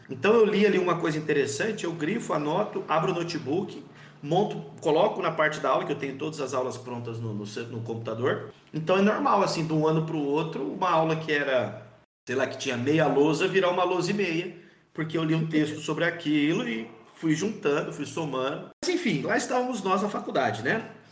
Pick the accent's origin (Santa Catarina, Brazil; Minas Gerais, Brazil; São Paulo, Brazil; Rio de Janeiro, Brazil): São Paulo, Brazil; Bauru; Eu voltei para Bauru, né? Que eu sou aqui de Bauru.